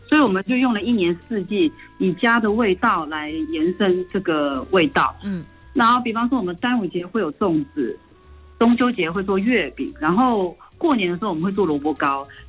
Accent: Hong Kong; now in Taiwan; 我是转桥生，我在香港出生的，所以我毕业之后就回到香港，然后我是从事了记者的工作，我做了大概二十年

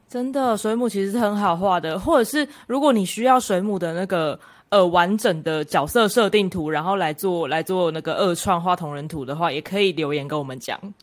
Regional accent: Kaohsiung, Taiwan; 身为高雄人

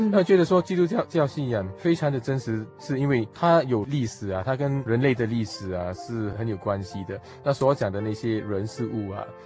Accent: Singapore; moved away; 我是来自新加坡

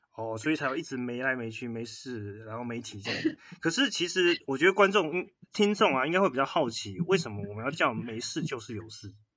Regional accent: Taiwan; 我们台湾人确实某部分媒体素养的教育，我们这个年代是没有这种课的

